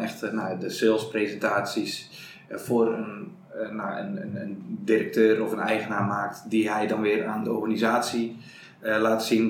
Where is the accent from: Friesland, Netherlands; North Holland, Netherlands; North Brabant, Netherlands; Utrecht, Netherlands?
North Brabant, Netherlands; Prinsenbeek; accent: Brabant; also born or lived in Breda / Amsterdam; ik kom uit Prensenbeek. Ik woon in Breda. Dat is Noord-Brabant, zoals je weet. En zoals je misschien ook wel hoort